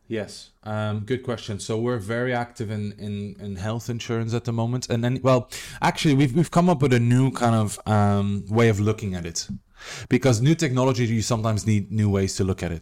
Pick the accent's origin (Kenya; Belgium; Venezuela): Belgium; moved away; I'm from Belgium